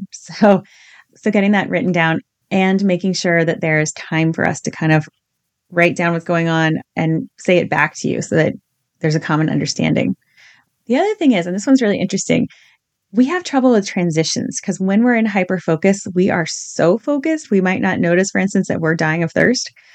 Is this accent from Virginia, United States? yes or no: yes; Virginia, United States; I grew up in Virginia in the eighties